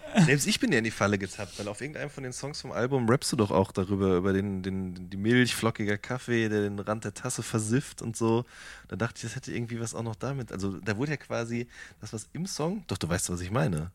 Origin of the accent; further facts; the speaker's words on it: Hagen, North Rhine-Westphalia, Germany; bin groß geworden in der Stadt, die man auch das Tor zum Sauerland nennt.